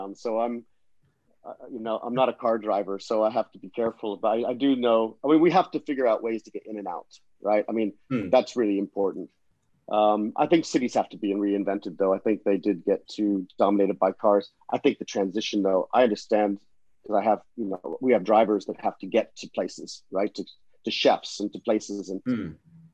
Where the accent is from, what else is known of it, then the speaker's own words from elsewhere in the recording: Florida, United States; now in London, United Kingdom; I grew up in Florida